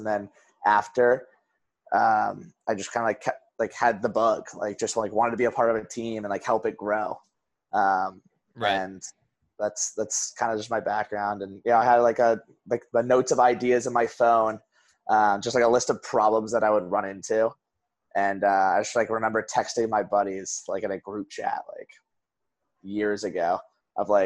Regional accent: Wellesley, Massachusetts, United States; also born or lived in Boston, Massachusetts; So I grew up in Wellesley

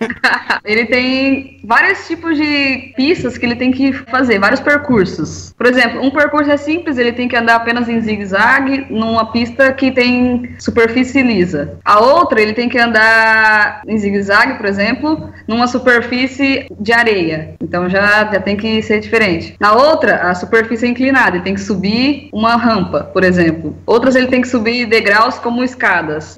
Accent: Itapagipe, Minas Gerais, Brazil; Sou da região do Triângulo Mineiro, numa cidade chamada Itapajipe, perto ah, de Uberlândia

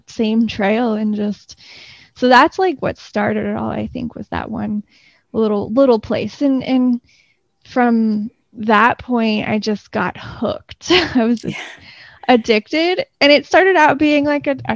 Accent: Clearwater, Florida, United States; I grew up in Florida. I grew up in Clearwater on the Gulf Coast, and about 10 years ago, I moved to Central Florida. So I'm a Florida native.

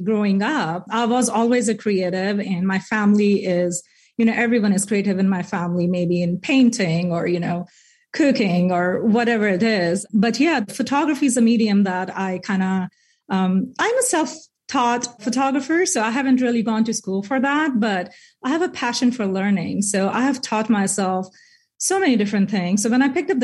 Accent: India; moved away as an adult; now in Bentonville, United States; I'm from India

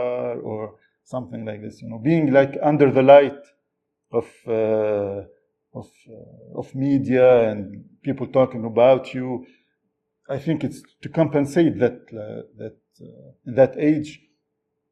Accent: Tunisia; English is a second language; When I was a student in Tunisia

